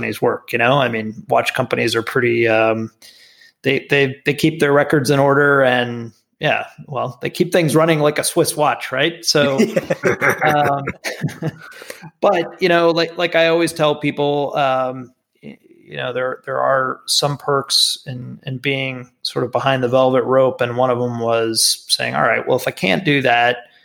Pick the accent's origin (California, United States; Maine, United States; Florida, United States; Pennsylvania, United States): Florida, United States; South; moved away as an adult; I grew up in South Florida